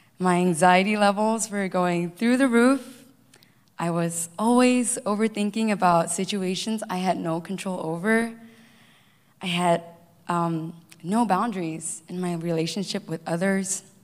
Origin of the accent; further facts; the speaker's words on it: Malaysia; moved away as an adult; also born or lived in Cupertino, United States / Hawaii, United States; now in United States; I was born and raised in Malaysia, moved all the way here to the U.S.